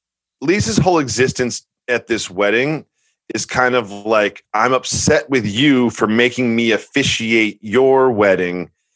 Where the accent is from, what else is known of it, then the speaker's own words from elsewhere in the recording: Massachusetts, United States; now in New York, United States; as a New Yorker, and I've adopted New York, I grew up in Massachusetts